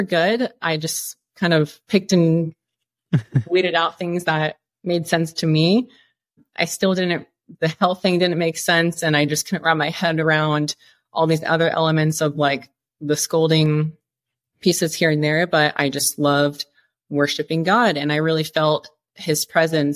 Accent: Iowa, United States; moved away as an adult; also born or lived in Dallas, Texas / Colorado; I'm from Iowa. All we have is corn and cows and pastures. There's nothing taller than a house. At least from where I grew up

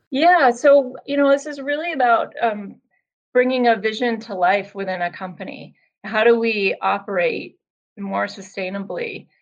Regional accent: Vermont, United States; moved away as an adult; also born or lived in Boston; I'm originally from Vermont

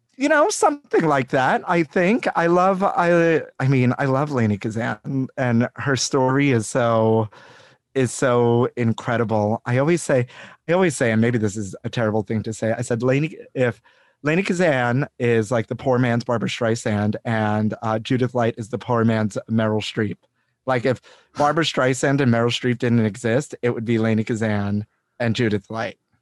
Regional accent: New York City, New York, United States; growing up in Brooklyn in the 80s and 90s

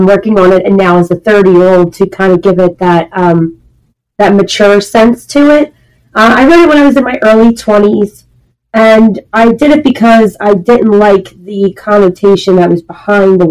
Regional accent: Philadelphia, Pennsylvania, United States; I'm from Philadelphia.

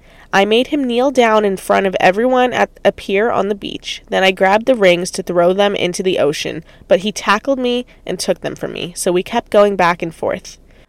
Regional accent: New York, United States; now in California, United States; So then I flew back to California, I'm originally from New York, with the hopes of killing my ex

